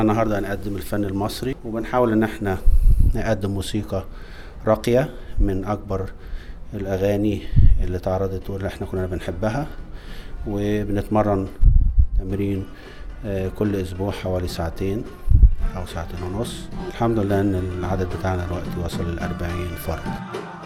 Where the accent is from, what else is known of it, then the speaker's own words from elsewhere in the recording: Egypt; moved away as an adult; now in Australia; من مواليد جمهورية مصر العربية جيت استراليا هنا من 28 سنة